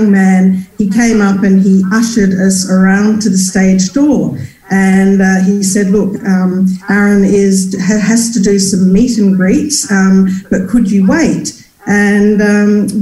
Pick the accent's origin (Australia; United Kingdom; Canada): Australia; moved away; I was from Australia